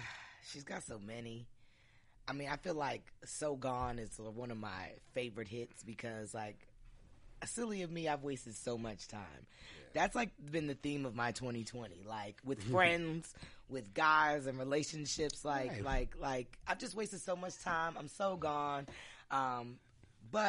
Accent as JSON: {"language": "English", "region": "New Jersey", "country": "United States", "tie": "born or raised there", "said": "I grew up in Jersey"}